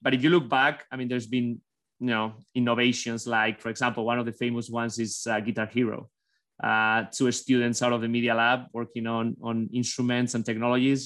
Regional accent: Basque Country, Spain; born or raised there; English is a second language; now in United States

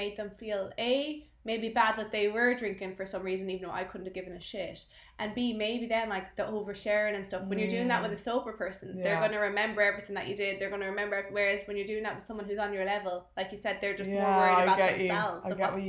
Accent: Galway, Connacht, Ireland; my mom's from Galway, we're from Galway

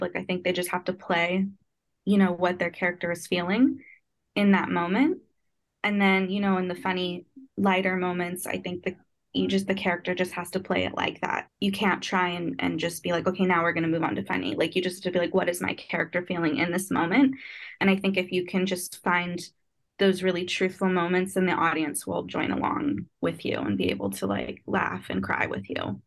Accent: New York City, New York, United States; I'm from Brooklyn, New York

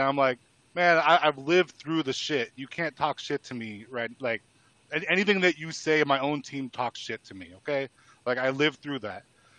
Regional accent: Southern California, United States; now in Northern California, United States; I was born in Southern California

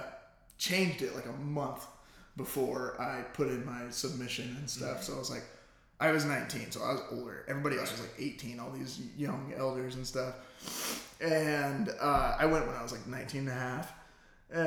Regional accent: Star, Idaho, United States; I'm from Star, Idaho

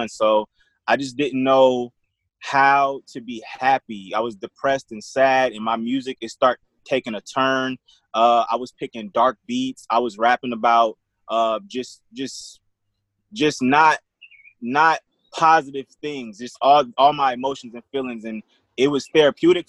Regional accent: Rock Island, Illinois, United States; I'm from Rock Island, Illinois

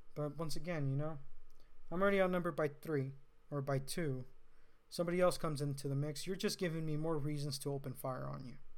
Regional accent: California, United States; being a Californian

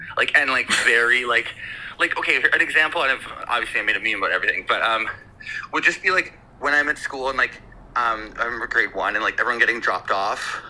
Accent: Victoria, British Columbia, Canada; also born or lived in Vancouver; I was born and raised in Victoria.

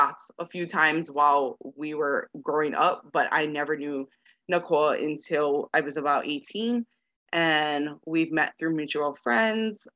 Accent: Kahaluʻu, Hawaii, United States; moved away as an adult; now in Las Vegas, United States; But growing up in Hawaii

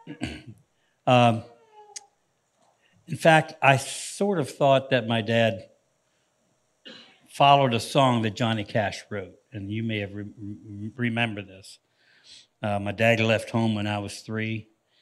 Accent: Canton, Ohio, United States; moved away; our lives went from the slums of Canton, Ohio

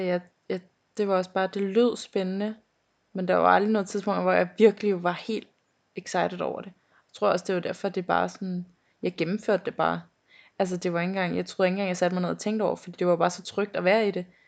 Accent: North Zealand, Capital Region of Denmark, Denmark; jeg er fra Næum. Og hvor det, er det? Det ligger ved øh, Skodsborg, Holte, derhen af

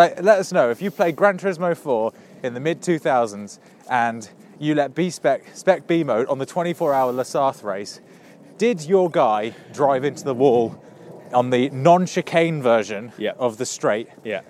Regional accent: Reading, South East England, United Kingdom; Growing up in Reading.

